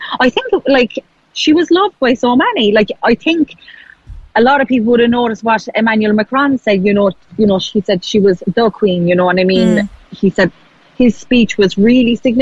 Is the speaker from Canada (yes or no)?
no; Ireland; now in United Kingdom; I'm Irish